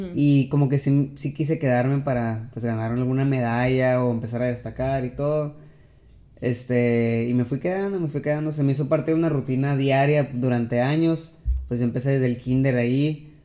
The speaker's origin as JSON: {"language": "Spanish", "country": "Mexico", "said": "soy el único mexicano"}